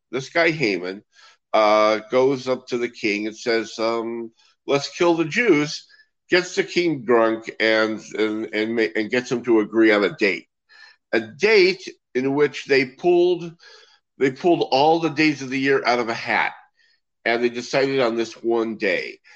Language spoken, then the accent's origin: English; Los Angeles, California, United States; now in Israel; I hail from Los Angeles, and um, I grew up around uh, the Magic Castle and the and the magic shops there in Hollywood and and the LA area